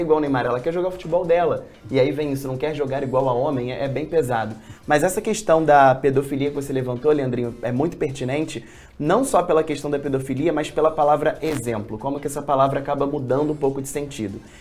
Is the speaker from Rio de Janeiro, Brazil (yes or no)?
yes; Rio de Janeiro, Brazil; A gente é carioca